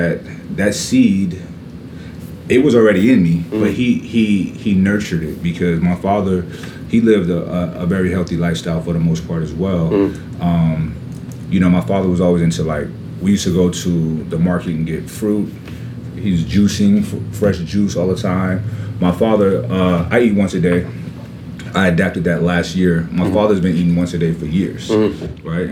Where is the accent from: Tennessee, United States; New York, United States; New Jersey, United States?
New York, United States; New York City; I'm from Brooklyn, New York, and we played every sport you can play outside